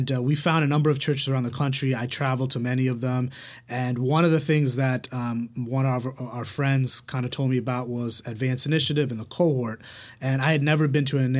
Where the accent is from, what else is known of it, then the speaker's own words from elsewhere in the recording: New York, United States; moved away as an adult; I was born and raised in New York. I was there for like the first 26 years of my life